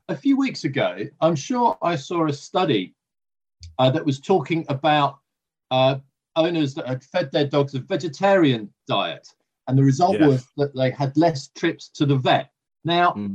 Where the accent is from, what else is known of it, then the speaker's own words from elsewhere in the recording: United Kingdom; I'm a Brit